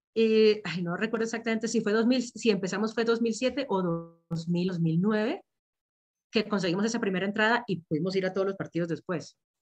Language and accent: Spanish; Venezuela; also born or lived in Liverpool; now in Bogotá, Colombia; yo vivo en Bogotá, soy de Venezuela, pero vivo en Bogotá